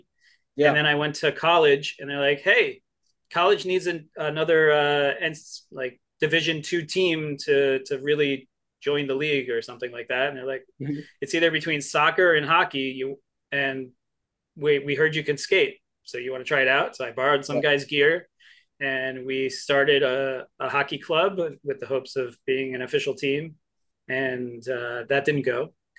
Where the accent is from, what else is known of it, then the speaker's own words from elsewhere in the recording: New Jersey, United States; growing up in Jersey